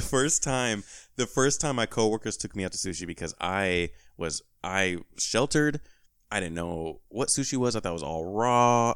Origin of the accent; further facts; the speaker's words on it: California, United States; moved away; my home state, you know, shout out to Cali